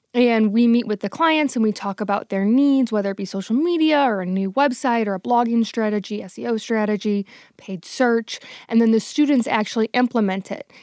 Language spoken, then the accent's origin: English; St. Louis, Missouri, United States; moved away as an adult; also born or lived in New Orleans; I knew I wanted to move back to Saint Louis, which is my hometown